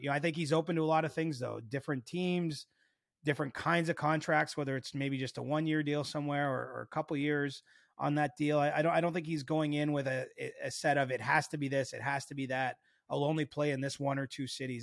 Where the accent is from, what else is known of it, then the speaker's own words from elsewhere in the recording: Cobourg, Ontario, Canada; moved away; There was no lacrosse in Coburg when I was a kid